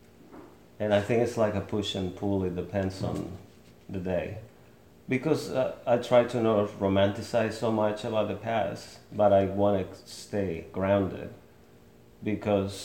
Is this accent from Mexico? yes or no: yes; Mexico; now in Lawrence, United States; I was born in Mexico, but I have lived here in Lawrence for the last 16 years.